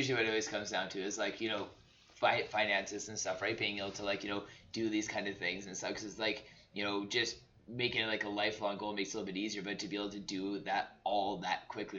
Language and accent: English; Southern Alberta, Canada; I grew up in Southern Alberta, like, minus 40s, you know, I'm pretty used